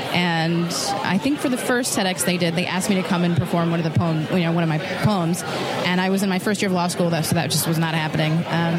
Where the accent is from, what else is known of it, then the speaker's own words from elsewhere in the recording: Utica, New York, United States; I'm from Utica, yes.